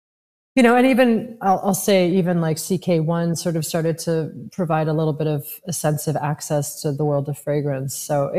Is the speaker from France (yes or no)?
yes; Paris, Île-de-France, France; I mean, I was raised partially in Paris, so I was exposed to it.